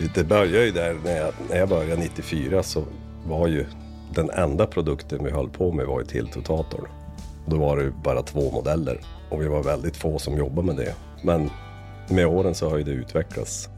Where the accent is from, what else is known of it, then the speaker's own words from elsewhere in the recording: inland Västerbotten, Västerbotten County, Sweden; also born or lived in Lycksele / Luleå; Jag är född i, i Västerbottens inland